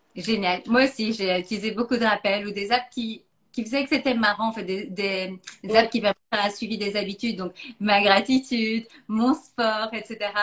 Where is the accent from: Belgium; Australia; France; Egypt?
Belgium; now in Philippines; je suis belge d'origine